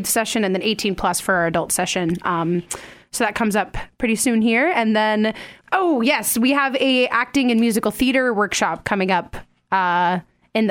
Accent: Sioux Falls, South Dakota, United States; I'm from Sioux Falls, so I've mm-hmm. grown up here my whole life.

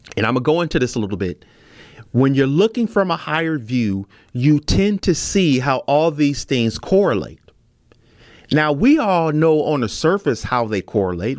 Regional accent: Milwaukee, Wisconsin, United States; my hometown

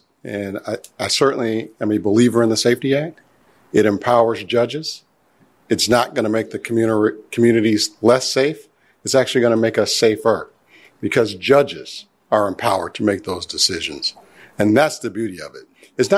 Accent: Maywood, Illinois, United States; When you grow up in a community like mine, I grew up in Maywood.

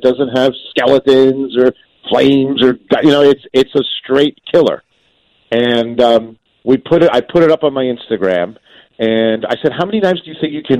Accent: New Jersey, United States; I'm from Jersey

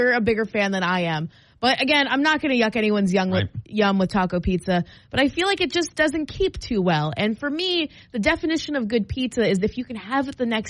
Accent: New York, United States; accent: New York; Like a New York, like my New York accent or just

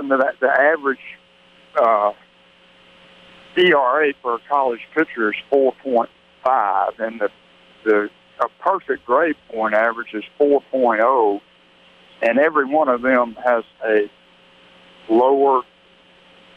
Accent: Hattiesburg, Mississippi, United States; he and I grew up together in Hattiesburg

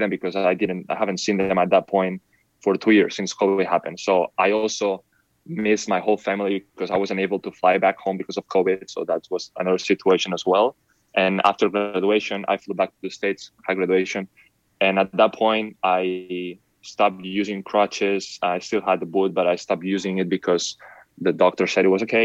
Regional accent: Spain; born or raised there; moved away; also born or lived in El Paso, Texas

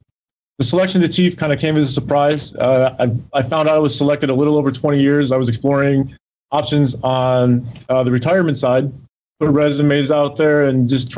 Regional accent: Rochester, New York, United States; moved away as an adult; I'm originally from Rochester, New York.

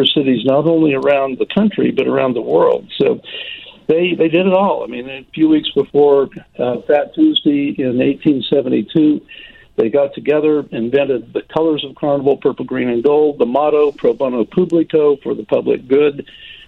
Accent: the West, United States; now in New Orleans, United States; I didn't grow up in New Orleans. I grew up in the West

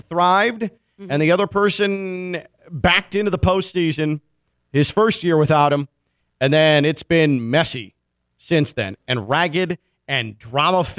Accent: Chicago, Illinois, United States; now in South Florida, United States; growing up in Chicago

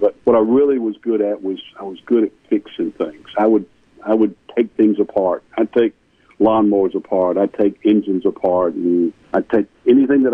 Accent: Marietta, Georgia, United States; also born or lived in Powder Springs, Georgia; I grew up in Marietta, Georgia.

